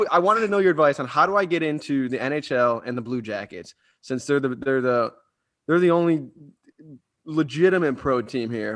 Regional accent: Cleveland, Ohio, United States; now in Columbus, United States; I'm from Cleveland

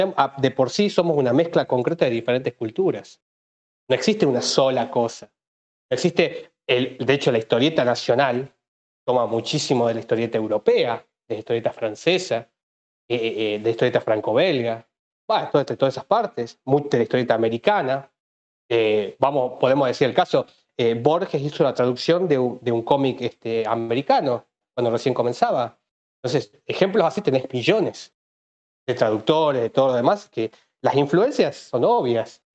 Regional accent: Tucumán, Argentina; yo soy tucumano en realidad, de hecho justo estoy hablando en Tucumán.

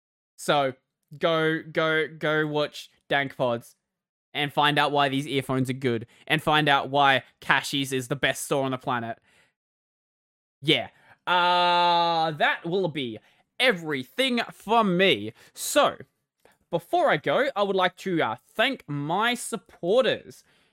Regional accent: Australia; accent: Australian; My accent is kind of a mess, because I, like, grew up in rural Australia and in the suburbs, like, half my life. So my accent is, like, this mash between the two, and it's, like, somewhere in the middle.

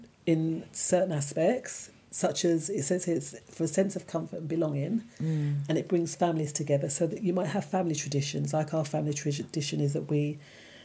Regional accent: Jamaica; But we're from Jamaica

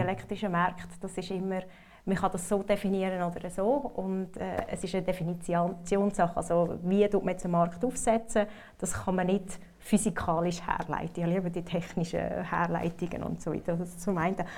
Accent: Switzerland; moved away; also born or lived in North America; als Schweizer

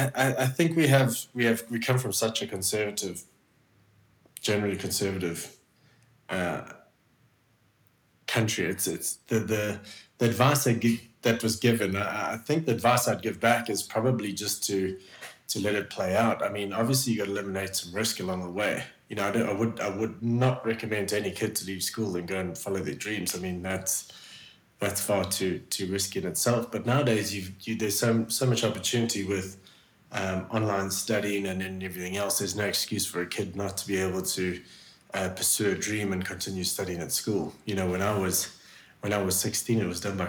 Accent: South Africa; moved away as an adult; also born or lived in Switzerland; growing up in South Africa

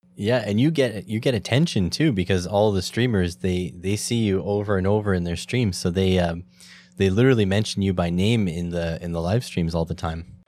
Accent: Canada; as a Canadian

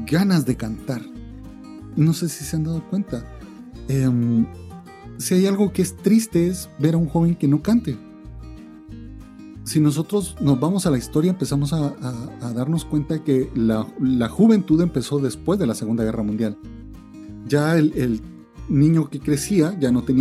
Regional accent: Venezuela; Soy scout venezolano.

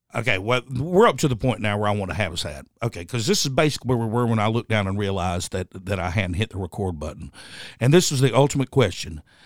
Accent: Laurinburg, North Carolina, United States; I grew up in Laurinburg at this time, which is only probably an hour and a half from Charlotte

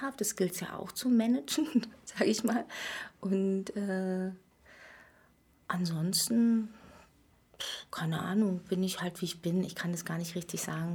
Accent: Berlin, Germany; ich bin in der DDR geboren, in Pankow übrigens, und äh, habe hier viele Jahre gelebt

